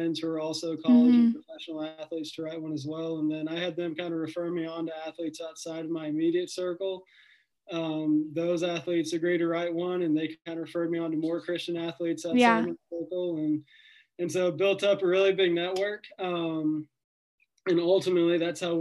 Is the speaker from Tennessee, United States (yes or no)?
yes; Nashville, Tennessee, United States; I grew up in Nashville, Tennessee